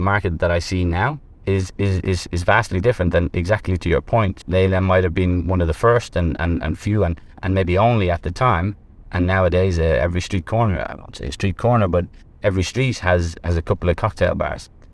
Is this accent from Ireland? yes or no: yes; Ireland; moved away as an adult; also born or lived in Middle East; now in Vietnam; I'm actually, I'm from Ireland.